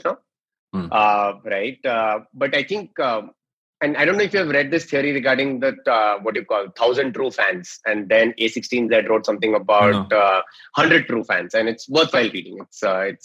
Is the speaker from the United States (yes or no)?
no; Mumbai, Maharashtra, India; I'm from Bombay